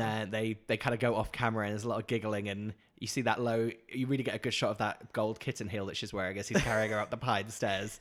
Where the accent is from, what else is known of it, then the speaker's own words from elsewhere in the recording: Norfolk, East of England, United Kingdom; moved away as an adult; also born or lived in London; I grew up in Norfolk